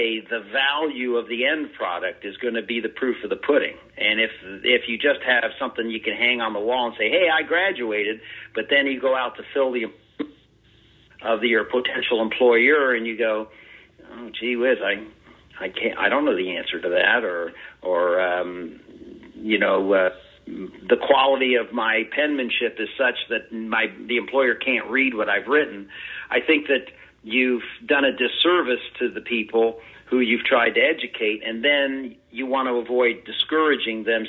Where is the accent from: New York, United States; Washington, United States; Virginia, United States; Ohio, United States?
Ohio, United States; that's my home state, our home state.